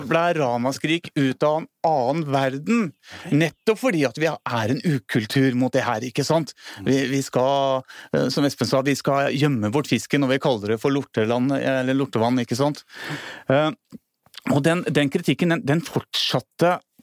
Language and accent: Norwegian; Hvaler, Østfold, Norway; moved away; also born or lived in Hemsedal; jeg er født og oppvokst på Hvaler